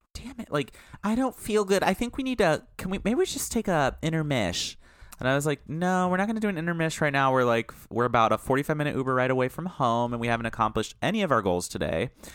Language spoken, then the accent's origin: English; Midwest, United States; we're from the Midwest